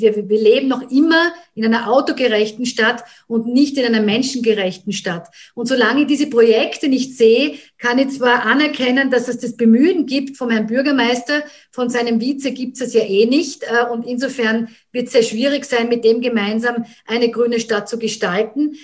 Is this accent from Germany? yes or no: no; Graz, Styria, Austria; ich bin gebürtige Grazerin und ähm, habe immer in Graz mit Unterbrechungen gelebt